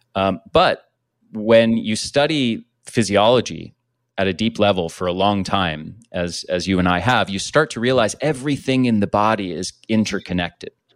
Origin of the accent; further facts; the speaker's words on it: United States; I grew up in the States